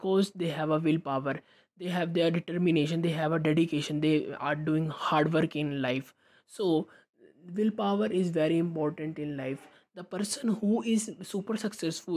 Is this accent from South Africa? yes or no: no; India; I am from India